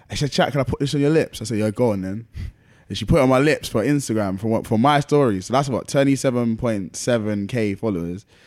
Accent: London, United Kingdom; I was born and raised in Lewisham

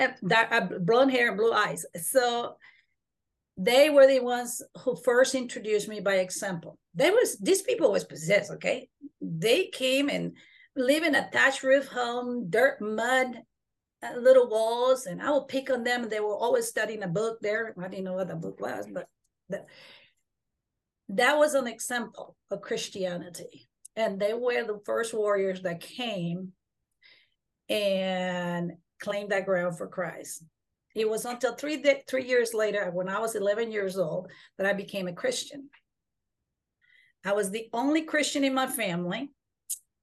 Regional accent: Honduras; now in Texas, United States; I am a Mayan Indian from the jungles of Honduras.

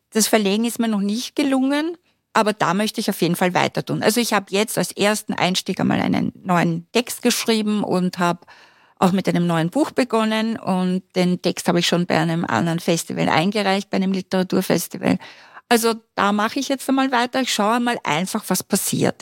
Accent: Styria, Austria; now in Vienna, Austria; ich komme aus der Steiermark, ich habe keine Familie in Wien.

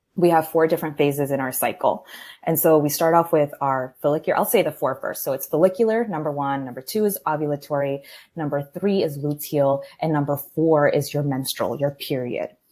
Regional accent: Maryland, United States; moved away as an adult; now in Miami, United States; born and raised in Maryland. I'm from the DC area in a Colombian household

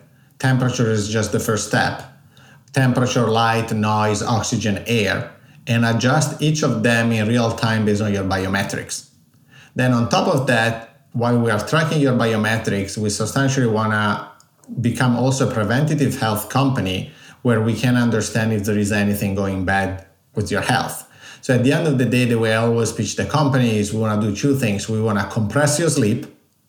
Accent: Italy; accent: Italian; English is a second language; moved away; I'm Italian, as you can guess from my accent. I was born and raised there.

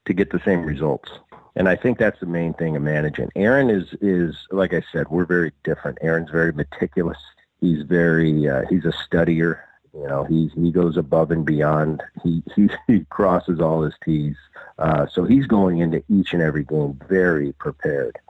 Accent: Philadelphia, Pennsylvania, United States; I grew up in Philly and my dad played for the Phillies, you know, through the 70s.

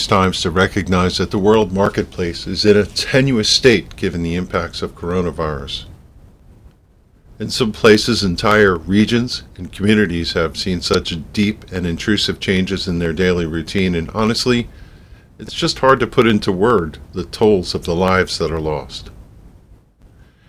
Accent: United States; As an American

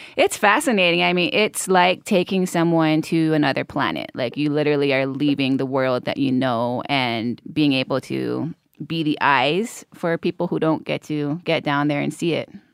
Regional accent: Hawaii, United States; growing up in Hawaii

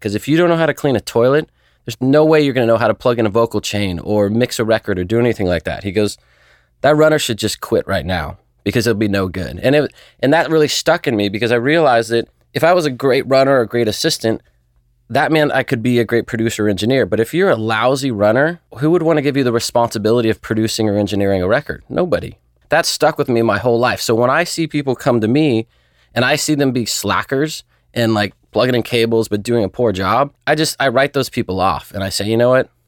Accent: Newport Beach, California, United States; also born or lived in Chico, California; Grew up Newport Beach, California. Lived there most of my life.

